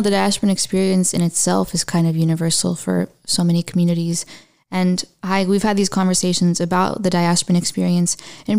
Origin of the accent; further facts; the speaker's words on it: Orange County, California, United States; I grew up in Orange County.